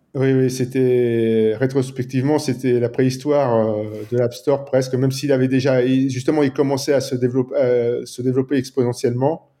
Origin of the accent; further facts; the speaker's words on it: France; also born or lived in Nice, France; je suis français et je vis à Nice, dans le sud de la France